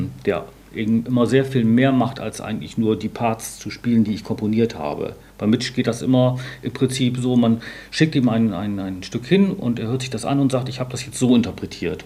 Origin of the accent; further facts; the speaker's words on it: Bremen, Germany; in Bremen, meiner Heimatstadt